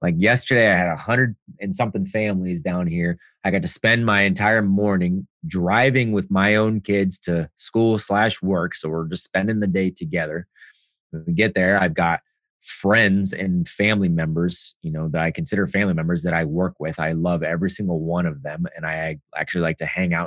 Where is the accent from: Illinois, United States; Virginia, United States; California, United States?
California, United States; Bay Area; I grew up out, you know, Bay Area-ish and middle-class home